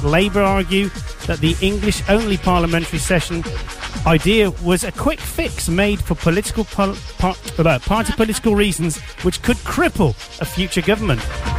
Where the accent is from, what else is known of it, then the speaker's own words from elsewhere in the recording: Jamaica; I come from Jamaica.